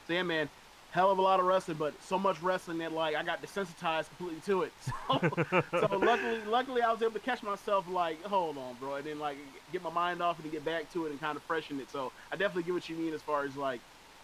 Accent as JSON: {"language": "English", "country": "United States", "said": "I'm also American"}